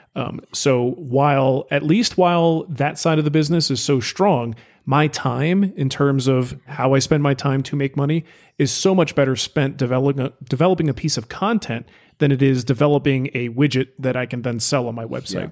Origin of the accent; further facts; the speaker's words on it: United States; I'm an American